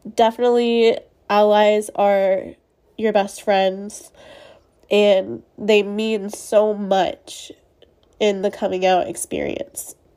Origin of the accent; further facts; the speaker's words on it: Spring, Texas, United States; I grew up in a conservative setting in my town. I live in Texas. Um, I'm from Spring, Texas, which is north of Houston